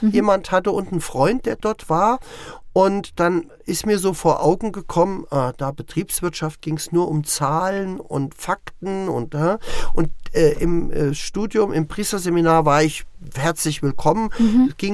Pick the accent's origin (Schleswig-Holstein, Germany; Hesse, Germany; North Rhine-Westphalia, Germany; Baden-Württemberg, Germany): Hesse, Germany; Bad Hersfeld; also born or lived in Butzbach; Ich bin selber in der Wetterau in Butzbach geboren ähm, und bin über Umwege durch den Vogelsberg in Bad Hersfeld groß geworden. Also wenn man mich fragt, wo ist deine